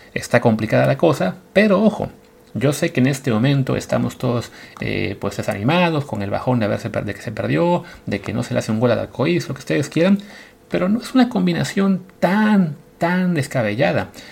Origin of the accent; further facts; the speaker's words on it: Mexico; como mexicano